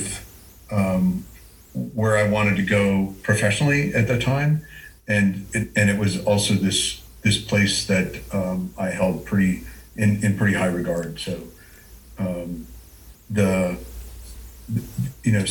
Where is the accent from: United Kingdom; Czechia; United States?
United States; Moscow, Idaho; I grew up in Moscow